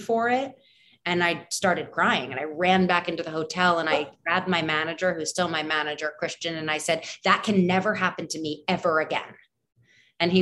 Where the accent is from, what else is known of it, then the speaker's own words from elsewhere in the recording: New York City, New York, United States; We're both from New York